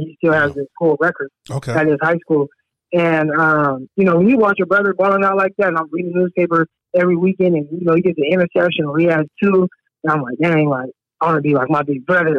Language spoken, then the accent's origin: English; Scottsdale, California, United States; because I grew up in Scottsdale, California, and my most of my family are from San Jose.